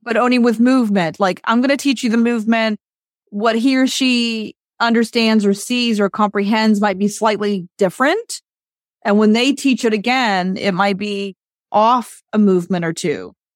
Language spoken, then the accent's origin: English; West Virginia, United States; I did it for West Virginia. I was, like, the representative to organize some things throughout the state of West Virginia. So I organized, I called the city council in my hometown